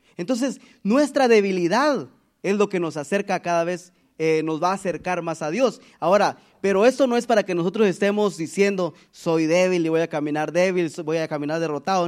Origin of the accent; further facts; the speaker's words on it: Guatemala; moved away; de donde yo, de donde nosotros venimos de Guatemala